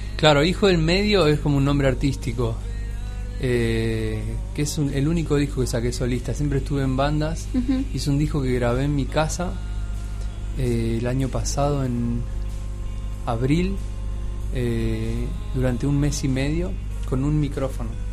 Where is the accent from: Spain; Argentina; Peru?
Argentina; la mayoría somos argentinos